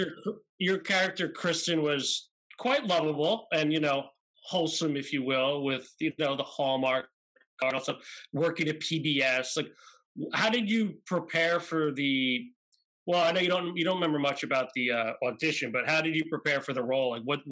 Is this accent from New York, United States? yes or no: yes; New York, United States; growing up in New York